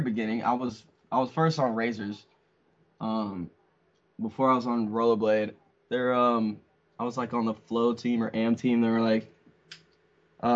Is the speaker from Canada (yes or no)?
yes; Canada; we're Canadian